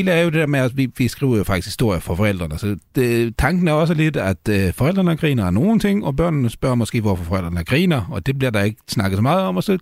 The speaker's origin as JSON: {"language": "Danish", "country": "Sweden", "second_language": "Danish", "said": "nu er jeg jo svensker, uh, i hvert fald ifølge, ifølge mit pas"}